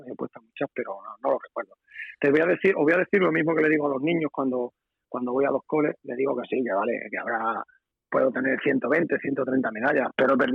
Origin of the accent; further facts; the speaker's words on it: Extremadura, Spain; a mí me han tratado muy bien en mi tierra, yo la he tratado muy bien porque la quiero muchísimo y la voy a seguir queriendo, pero evidentemente que, como yo te decía, ¿no? que eh, tener un, como has pasado hace seis meses escasos, tener la medalla de Extremadura